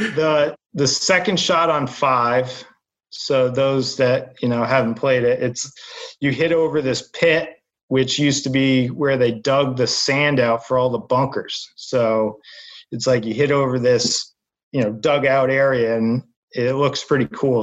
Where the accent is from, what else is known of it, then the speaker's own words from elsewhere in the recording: Southern New Hampshire, United States; moved away as an adult; now in Boston, United States; I grew up in New Hampshire.